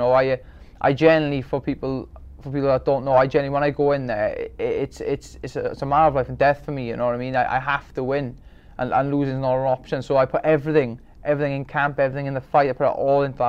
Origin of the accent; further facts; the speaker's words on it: Wales, United Kingdom; I'm very proud of being Welsh